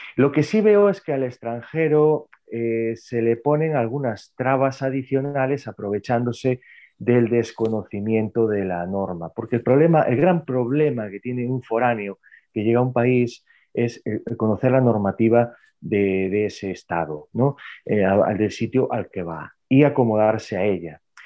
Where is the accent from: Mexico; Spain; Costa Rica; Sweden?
Spain; Narón?, north of A Coruña province, Galicia; also born or lived in Santiago de Compostela; Está al norte de la provincia de A Coruña, en Galicia, España